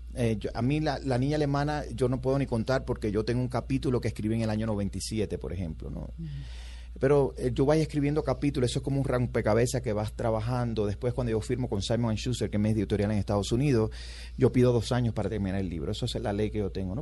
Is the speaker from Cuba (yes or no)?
yes; Cuba; moved away as an adult; now in United States; yo crecí en los 60 y los 70, en los 70 y los 80 en Cuba